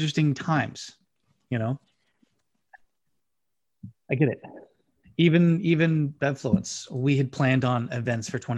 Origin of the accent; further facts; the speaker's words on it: the South, United States; I grew up in the South